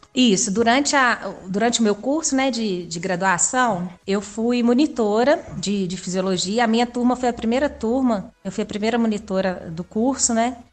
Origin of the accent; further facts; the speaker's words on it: Belo Horizonte, Minas Gerais, Brazil; also born or lived in Brasília / Germany; Eu sou de Belo Horizonte mesmo.